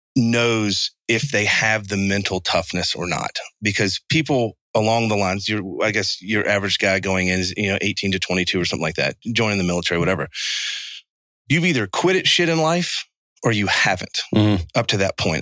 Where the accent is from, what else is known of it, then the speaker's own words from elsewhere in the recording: Savannah, Georgia, United States; I'm from Savannah, Georgia